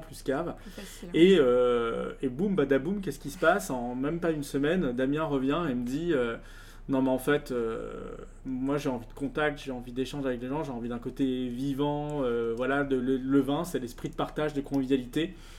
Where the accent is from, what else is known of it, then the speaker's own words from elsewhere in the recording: Lyon, Auvergne-Rhône-Alpes, France; je suis lyonnais d'origine